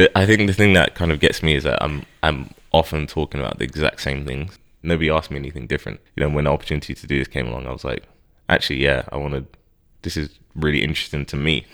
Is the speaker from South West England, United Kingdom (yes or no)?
no; Harrow, London, United Kingdom; I grew up in Harrow